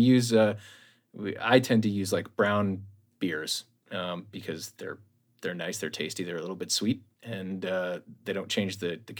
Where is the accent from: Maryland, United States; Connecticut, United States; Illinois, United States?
Connecticut, United States; born there; also born or lived in Ohio; Yeah, and I was born on the East Coast, too. I was born in Connecticut, so.